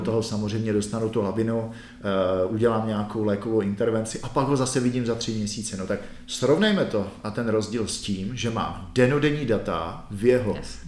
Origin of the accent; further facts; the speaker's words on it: Czechia; My jsme si jako my Češi na to zvykli.